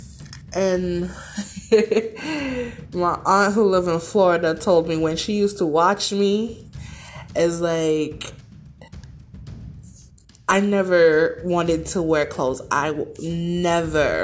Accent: St. Vincent & Grenadines; I was born and raised in the Caribbean on the island of St. Vincent and the Grenadines

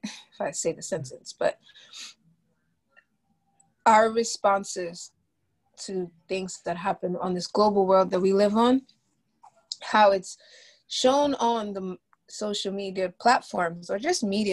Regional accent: Ghana; now in United States; I'm Black, I'm Ghanaian, specifically from West Africa.

